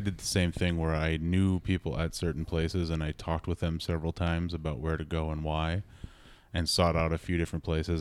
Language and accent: English; Minnesota, United States; born and bred in Minnesota